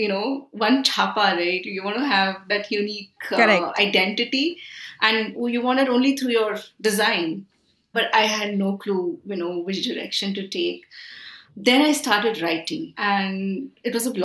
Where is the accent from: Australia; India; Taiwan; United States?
India; born or raised there; also born or lived in Milan